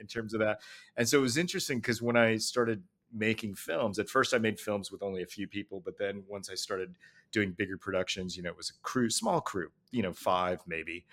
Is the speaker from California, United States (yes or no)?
yes; Los Angeles, California, United States; I grew up in L A, you know, going to see the Richard Pryor live at Sunset